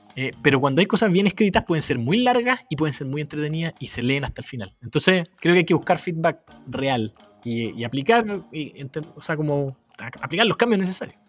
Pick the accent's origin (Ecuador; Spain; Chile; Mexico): Chile; siendo chileno, queriendo vivir en Chile